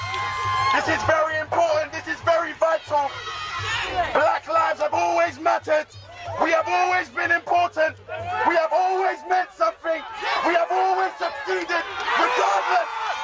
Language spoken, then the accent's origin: English; London, United Kingdom; I have been born in this country. I'm 28 years old, born and raised in London.